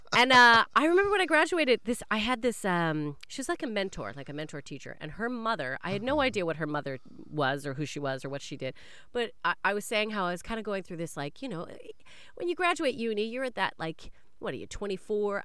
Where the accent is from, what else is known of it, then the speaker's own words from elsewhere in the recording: Canada; I am a Canadian